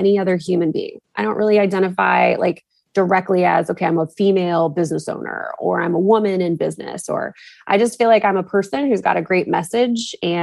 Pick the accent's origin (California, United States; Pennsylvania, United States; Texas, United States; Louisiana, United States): Texas, United States; moved away as an adult; also born or lived in New England; I moved back to Texas probably 7 years ago